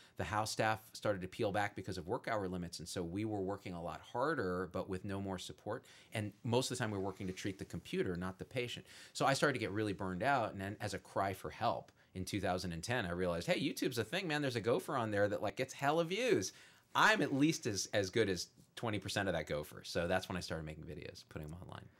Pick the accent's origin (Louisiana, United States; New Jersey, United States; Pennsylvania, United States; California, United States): California, United States; Bay Area; moved away; I grew up in the Bay Area of California